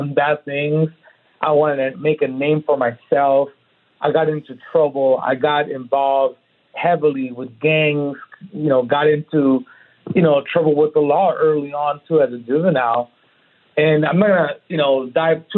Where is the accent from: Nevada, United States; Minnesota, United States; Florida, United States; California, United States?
California, United States; Oceanside; now in Texas, United States; Born and raised in Oceanside, two parents